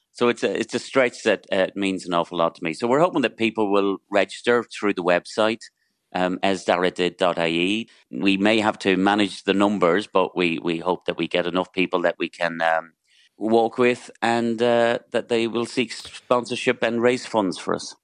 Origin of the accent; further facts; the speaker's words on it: Donegal, Ulster, Ireland; I'm from Donegal